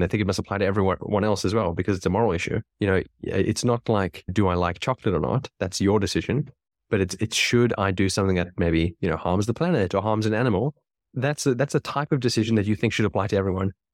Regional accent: South Africa; where I was born, I was born in South Africa.

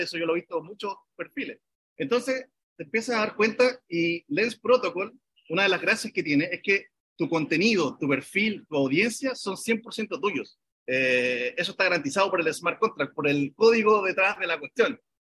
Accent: Chile; somos cuatro chilenos

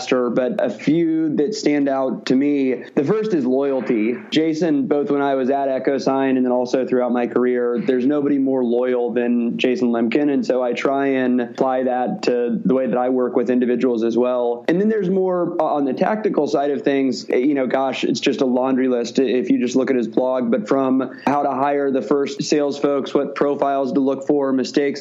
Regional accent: Midwest, United States; moved away as an adult; also born or lived in Missouri; now in Bay Area, United States; I'm from the Midwest and went to the University of Missouri

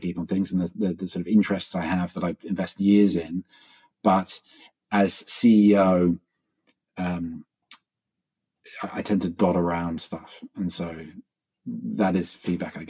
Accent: England, United Kingdom; now in Australia; I'm an Englishman.

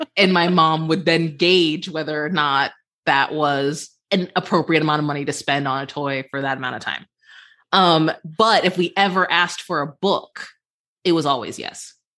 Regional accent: Cleveland, Ohio, United States; my hometown of Cleveland

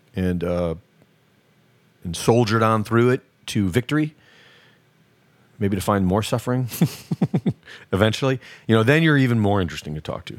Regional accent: United States; I grew up here.

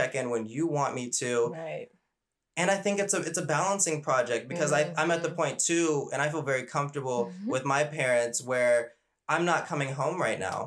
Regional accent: Arkansas, United States; moved away; also born or lived in California; the place where I grew up in Arkansas

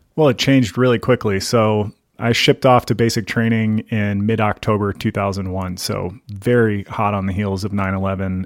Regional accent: Gaithersburg, Virginia, United States; moved away as an adult; also born or lived in central Pennsylvania; now in Livingston, United States; I grew up in the suburbs of Washington, D C, in a place called Gaithersburg

